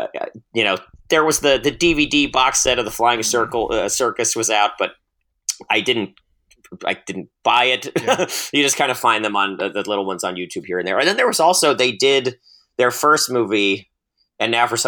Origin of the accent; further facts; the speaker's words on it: Maryland, United States; So I'm from Western Maryland, very close to the West Virginia border. And my hometown, I'm from the second westernmost county in Maryland. So we share a lot with West Virginia culturally.